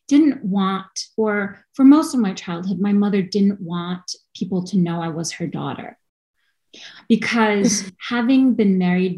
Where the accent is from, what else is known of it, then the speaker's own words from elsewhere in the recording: New York, United States; lucky enough to grow up in America